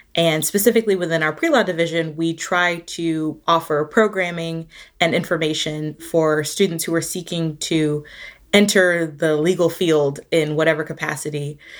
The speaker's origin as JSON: {"language": "English", "town": "Atlanta", "region": "Georgia", "country": "United States", "moved": "yes", "lives_now": "Charlottesville, United States", "said": "I'm originally from Atlanta, Georgia"}